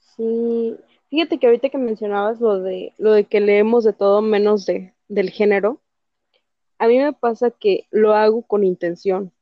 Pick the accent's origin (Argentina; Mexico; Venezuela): Mexico; Soy de México